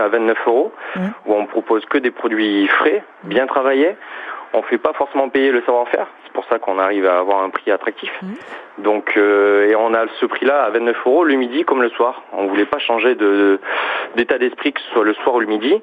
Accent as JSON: {"language": "French", "town": "Toulouse", "region": "Occitania", "country": "France", "said": "je viens de Toulouse"}